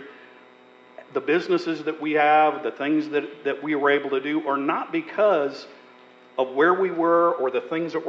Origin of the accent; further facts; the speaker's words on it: Montana, United States; I was born and raised in Montana, a very, very small town